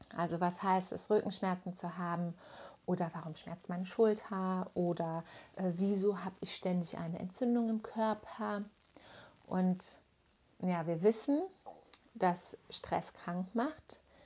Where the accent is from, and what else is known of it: Germany